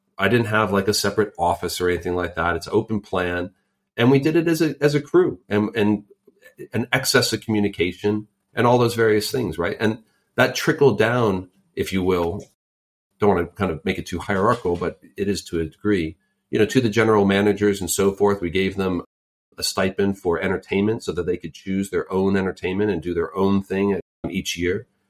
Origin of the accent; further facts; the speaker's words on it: Silicon Valley, California, United States; And I grew up in Silicon Valley. I literally grew up there and then also started my career there